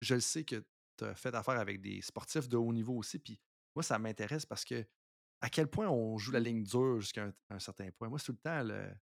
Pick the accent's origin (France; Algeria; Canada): Canada; en tant que Canadien